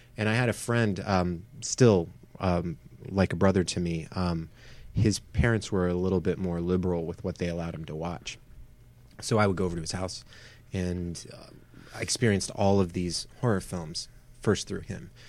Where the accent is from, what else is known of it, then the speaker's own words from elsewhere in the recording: Atlanta, Georgia, United States; now in Los Angeles, United States; from Atlanta or around Atlanta